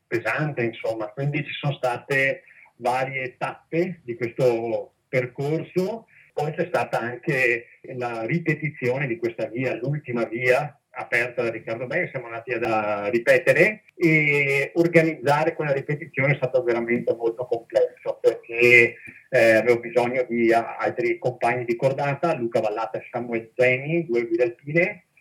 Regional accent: Castelfranco Veneto, Veneto, Italy; io sono di Castelfranco Veneto

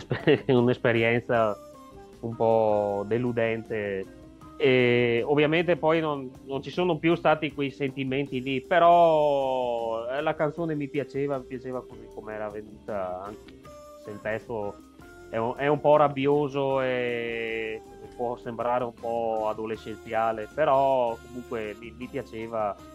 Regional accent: Rovigo province, Veneto, Italy; Sono di Rovigo, provincia

